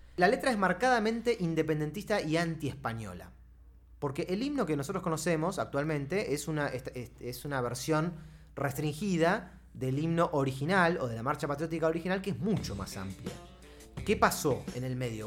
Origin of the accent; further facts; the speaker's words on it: Argentina; como, argentino, como ciudadano de esta república